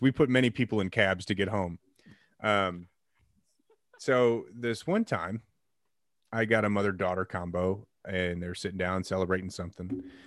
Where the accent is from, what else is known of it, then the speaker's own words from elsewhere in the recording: Illinois, United States; growing up in Illinois